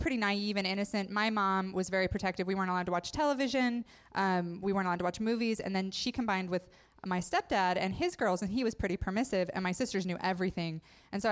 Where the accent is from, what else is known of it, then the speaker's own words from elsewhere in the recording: Idaho, United States; I grew up in Idaho, so all my friends were Mormon